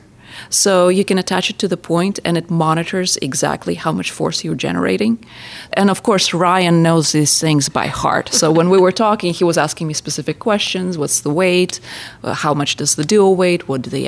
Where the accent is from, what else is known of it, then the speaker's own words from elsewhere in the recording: Saint Petersburg, Russia; moved away; St. Petersburg, Russia. Yeah, so I grew up next to Chinozeli Circus, which is the first original brick circus in Russia